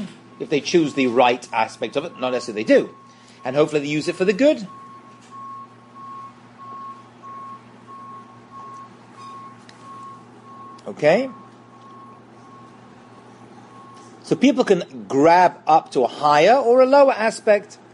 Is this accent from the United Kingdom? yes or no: yes; England, United Kingdom; I'm English.